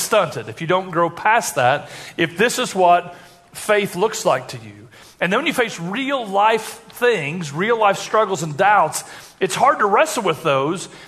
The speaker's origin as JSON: {"language": "English", "region": "Indiana", "country": "United States", "tie": "born or raised there", "said": "I grew up in Troop Elementary School in Indiana"}